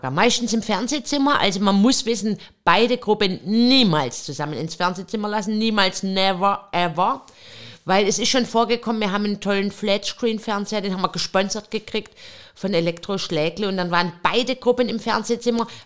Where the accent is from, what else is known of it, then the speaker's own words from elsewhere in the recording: Pleidelsheim, Baden-Württemberg, Germany; Ich komme aus dem schönen Süden Deutschlands. Ähm, ich komme aus Pfleidelsheim, schon ein kleiner Ort in der Nähe